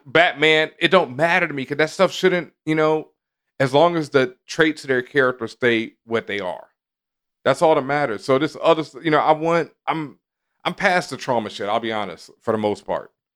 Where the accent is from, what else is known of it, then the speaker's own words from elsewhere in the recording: Texas, United States; I grew up in the South in Texas